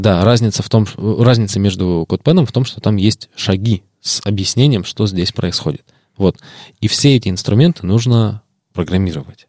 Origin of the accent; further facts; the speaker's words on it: Irkutsk Oblast, Russia; родом из Иркутской области